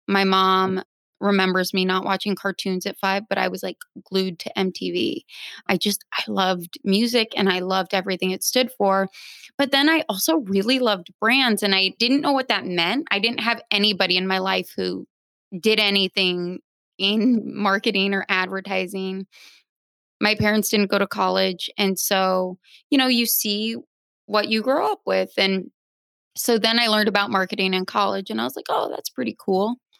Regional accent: Phoenix, Arizona, United States; also born or lived in Nebraska; now in Brooklyn, United States; I am originally from Nebraska, raised in Phoenix, now a Brooklyn dweller

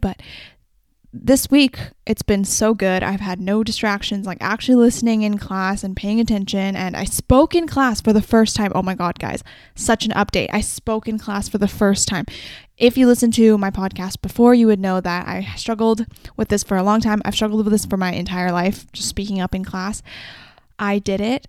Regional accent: Vancouver, British Columbia, Canada; I'm also from Vancouver

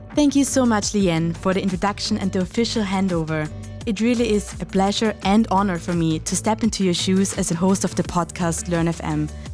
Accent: Austria; Heinz and I, we're both from Austria

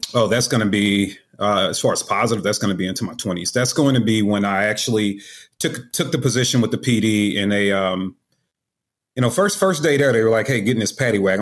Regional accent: St. Louis, Missouri, United States; I'm from Saint Louis, Missouri.

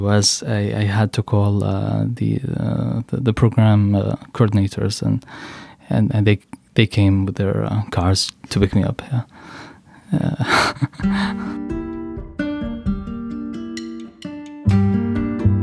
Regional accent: Yemen; English is a second language; moved away as an adult; now in Washington, D.C., United States; I am from the Republic of Yemen

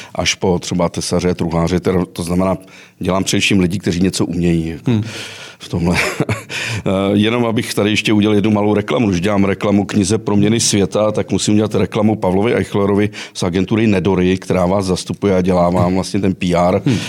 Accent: Chorov near Karlovy Vary, Karlovy Vary Region, Czechia; Já jsem totiž z Chorova u Karlových Varů

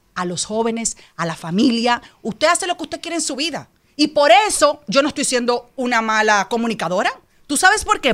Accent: Dominican Republic; Yo amo a la República Dominicana, yo soy dominicana

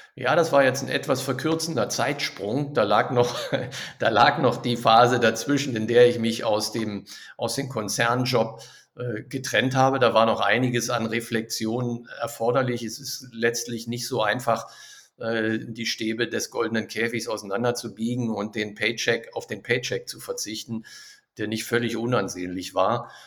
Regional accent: Berlin, Germany; moved away as an adult; also born or lived in Düsseldorf / Neuss; now in Krefeld, Germany; Ich komme ursprünglich aus Berlin

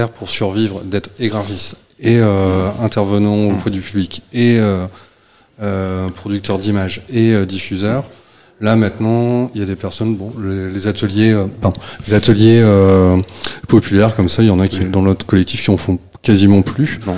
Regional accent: Hauts-de-France, France; now in Rennes, France; moi, je suis originaire du Nord. Au départ, je suis de, à côté de Béthune. Et quand je suis arrivé sur Rennes

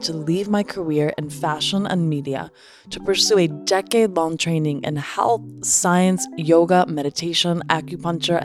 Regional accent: New York, United States; As a New Yorker

